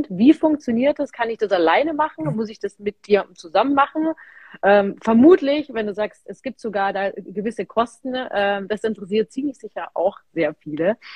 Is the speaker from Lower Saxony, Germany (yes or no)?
no; Munich, Bavaria, Germany; Wir kommen aus München, wir trinken gerne das Münchner Leitungswasser